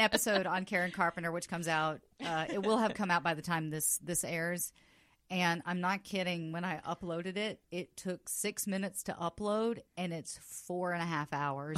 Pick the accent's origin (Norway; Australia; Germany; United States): United States; the South; now in Los Angeles, United States; I grew up in the South